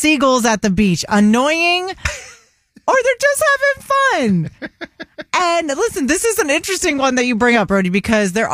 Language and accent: English; Orlando, Florida, United States; now in Tampa, United States; I'm a Floridian, born and raised in Orlando